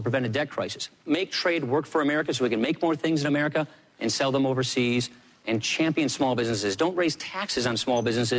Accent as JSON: {"language": "English", "town": "Janesville", "region": "Wisconsin", "country": "United States", "said": "I'm from Janesville, Wisconsin."}